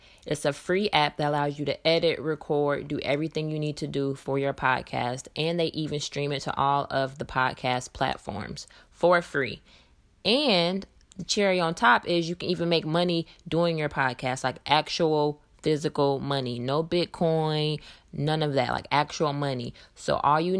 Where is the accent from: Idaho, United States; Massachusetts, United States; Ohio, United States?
Ohio, United States; Dayton; now in Atlanta, United States; I currently reside in Atlanta, Georgia. I've been here for quite some time. I'm originally from Dayton, Ohio